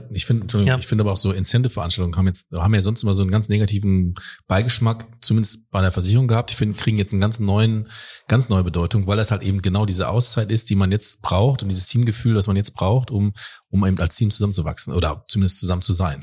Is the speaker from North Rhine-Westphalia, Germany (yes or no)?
yes; Ruhr area, North Rhine-Westphalia, Germany; ich komme aus dem Ruhrgebiet